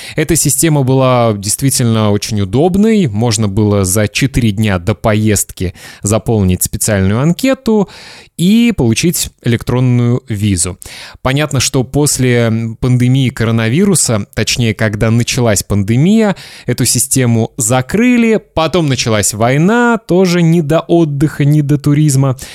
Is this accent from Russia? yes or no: yes; Kaliningrad, Kaliningrad Oblast, Russia; это мой родной город, Калининград